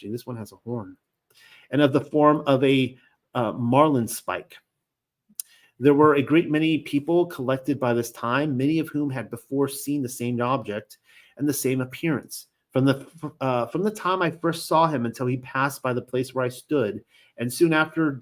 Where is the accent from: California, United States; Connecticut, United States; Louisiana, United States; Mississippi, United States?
California, United States; Long Beach; I grew up in Long Beach, California, and my wife and I lived there for years